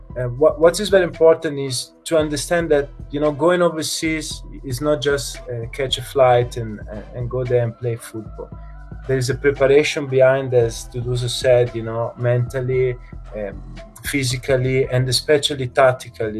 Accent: Italy; moved away as an adult; now in South Africa; I'm from Italy

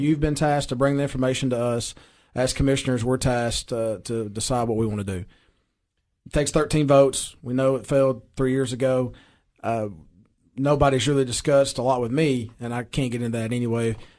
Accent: Baxter, Tennessee, United States; I am from Baxter. I'm proud, proud citizen of Baxter.

